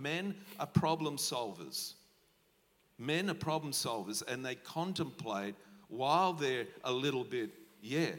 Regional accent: Australia; We're Aussie battlers

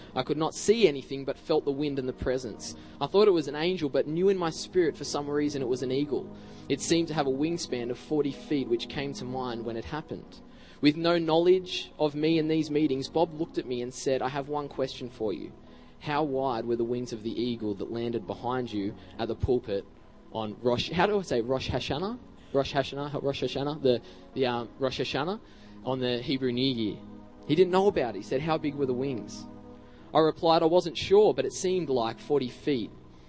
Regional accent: Australia; As I walked in, I said, I'm an evangelist from Australia.

